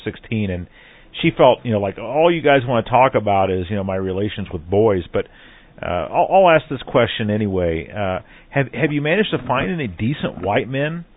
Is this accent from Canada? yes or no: no; Midwest, United States; I grew up here in the Midwest